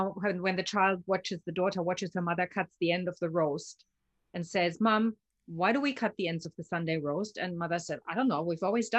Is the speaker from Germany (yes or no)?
yes; Germany; born there; I've lived in 9 and I've worked in 16 countries, but I was born in Germany.